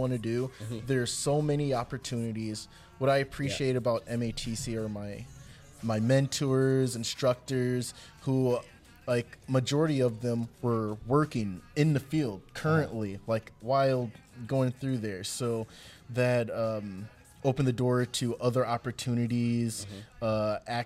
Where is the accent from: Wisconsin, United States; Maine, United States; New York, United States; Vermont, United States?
Wisconsin, United States; Milwaukee; also born or lived in Memphis, Tennessee; I'm originally from Memphis. I've spent most of my life here in Milwaukee